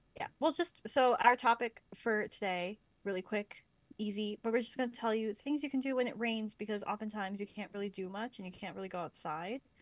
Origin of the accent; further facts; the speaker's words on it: Lancaster, Pennsylvania, United States; now in Vancouver, Canada; I grew up near Lancaster